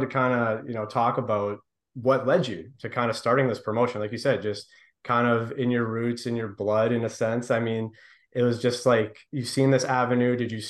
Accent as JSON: {"language": "English", "town": "Windsor", "region": "Ontario", "country": "Canada", "tie": "born or raised there", "said": "it's cool that obviously it's starting here in our hometown. You know, you're from Windsor. We're here from Windsor"}